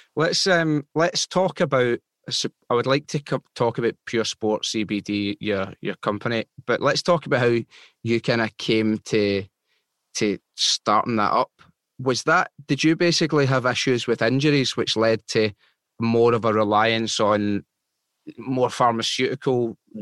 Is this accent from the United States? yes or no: no; Glasgow, Scotland, United Kingdom; I was born in Glasgow